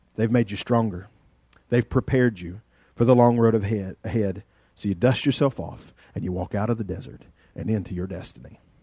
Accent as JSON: {"language": "English", "area": "Carroll County", "region": "Virginia", "country": "United States", "tie": "born or raised there", "accent": "hillbilly", "said": "there is a planet outside of Carroll County, Virginia, that maybe I ought to know something about because we were just, you know, we're country people"}